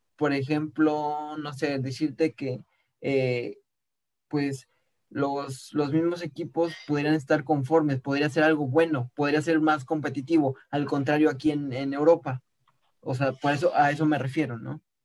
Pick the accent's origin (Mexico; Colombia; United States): Mexico; Como mexicanos estaríamos felices